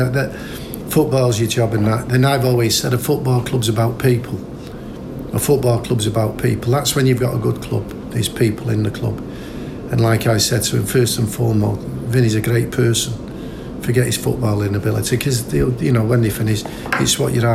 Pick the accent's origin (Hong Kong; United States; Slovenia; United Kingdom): United Kingdom; Manchester, North West England; being a Manchester lad and living so close to the city centre where I was born in Colliers